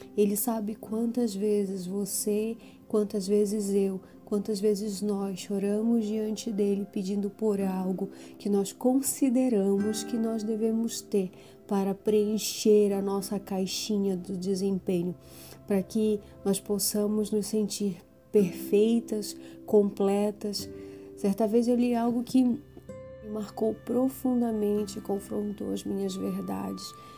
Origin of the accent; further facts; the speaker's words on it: Brazil; nós, como brasileiras, nós não somos educadas a isso